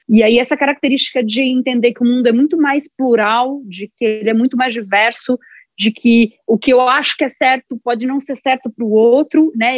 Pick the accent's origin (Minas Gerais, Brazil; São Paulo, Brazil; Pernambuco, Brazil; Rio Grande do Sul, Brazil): São Paulo, Brazil; São Carlos; Sou nascida numa cidade do interior, em São Paulo, São Carlos